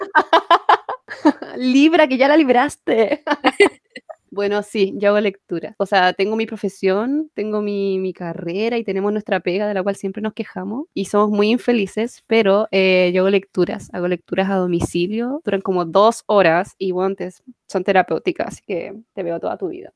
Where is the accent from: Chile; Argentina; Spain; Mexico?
Chile